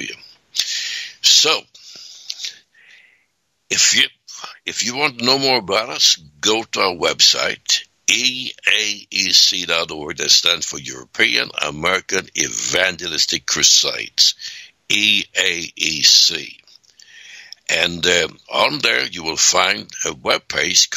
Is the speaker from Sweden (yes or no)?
yes; Sweden; moved away; I was born 1939 in Sweden, and we didn't have any toilets